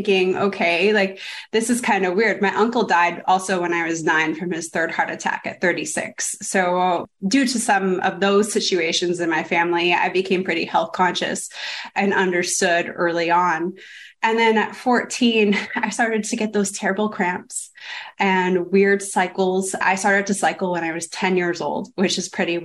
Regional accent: Toronto, Ontario, Canada; moved away as an adult; now in United States; I come from Canada, Toronto

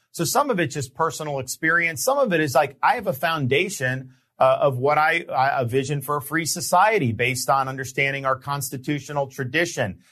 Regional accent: Florida, United States; growing up in Florida

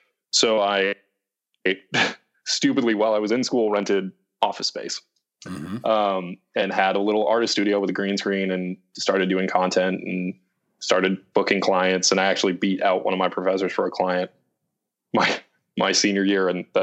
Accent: East Coast, United States; And growing up on the East Coast, personal relationships were super important to me.

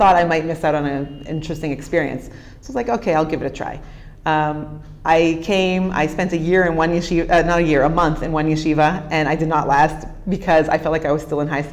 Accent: Toronto, Ontario, Canada; accent: Canadian; moved away as an adult; now in Israel; I was born and raised in Toronto, Canada

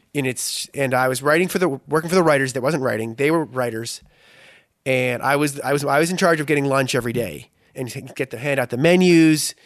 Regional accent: Boston, Massachusetts, United States; moved away as an adult; also born or lived in Philadelphia; I grew up in Boston

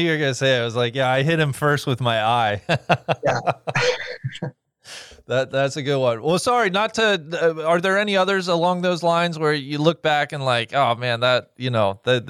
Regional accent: Cincinnati, Ohio, United States; born and raised in Cincinnati.

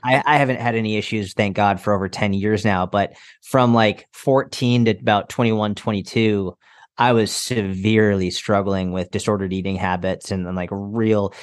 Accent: outside Boston, Massachusetts, United States; I grew up outside Boston, Massachusetts

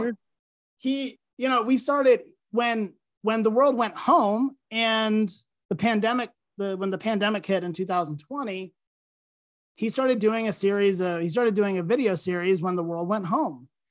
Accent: Lancaster, Pennsylvania, United States; moved away as an adult; also born or lived in West Virginia; I grew up in Lancaster, Pennsylvania

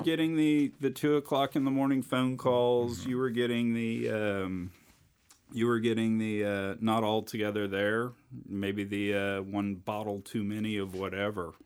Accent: Richmond, Texas, United States; moved away as an adult; now in Houston, United States; I grew up out in Richmond

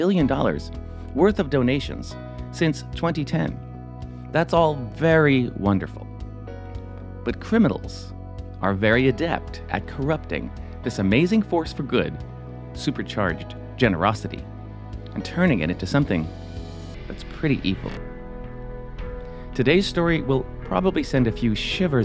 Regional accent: New Jersey, United States; I'm from New Jersey

